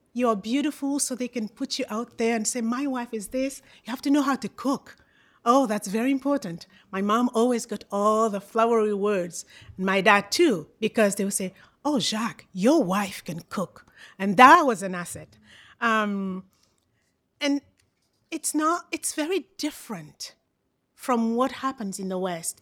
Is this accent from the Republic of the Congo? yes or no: yes; Brazzaville, Republic of the Congo; I am from Congo, Brazzaville